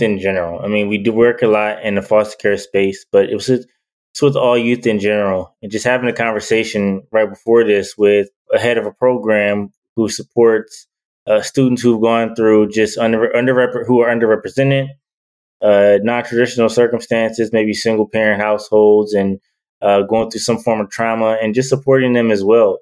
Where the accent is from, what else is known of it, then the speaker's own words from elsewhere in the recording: Detroit, Michigan, United States; I'm from Detroit